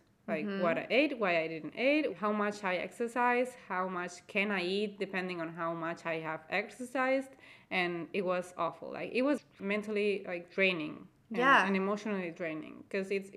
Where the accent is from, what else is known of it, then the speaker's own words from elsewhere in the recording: Spain; I am from Spain and I actually live in Spain